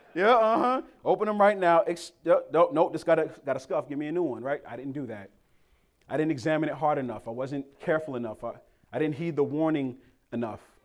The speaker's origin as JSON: {"language": "English", "town": "Boston", "region": "Massachusetts", "country": "United States", "also_born_or_lived": "Cambridge, Massachusetts", "moved": "yes", "said": "So I'm from Boston, Massachusetts. Lived in Cambridge."}